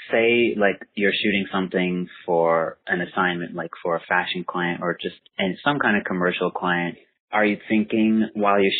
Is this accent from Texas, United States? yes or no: no; Atlanta, Georgia, United States; moved away; also born or lived in Miami, Florida; I was born in um, Miami. Yeah. And then we moved to Atlanta when I was about 10.